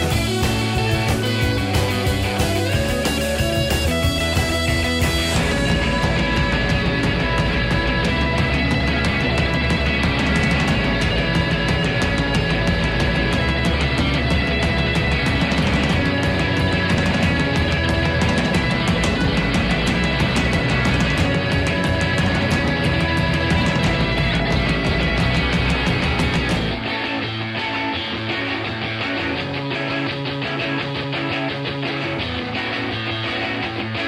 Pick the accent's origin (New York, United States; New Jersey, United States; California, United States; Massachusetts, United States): New York, United States; I grew up in New York